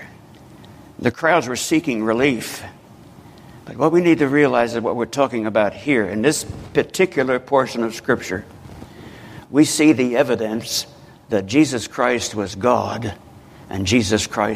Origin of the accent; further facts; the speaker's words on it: Newark, New Jersey, United States; Newark, New Jersey. I'm ashamed to say, my hometown